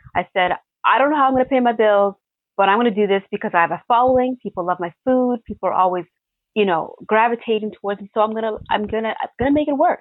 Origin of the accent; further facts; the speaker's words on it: Toronto, Ontario, Canada; I grew up in Regent Park